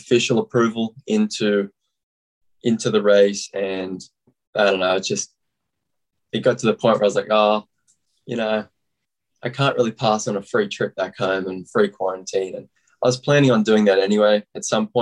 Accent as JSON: {"language": "English", "area": "Central Coast", "region": "New South Wales", "country": "Australia", "tie": "born or raised there", "moved": "as an adult", "lives_now": "United States", "said": "I grew up on the Central Coast. It's in New South Wales, and so that's where I was born and raised."}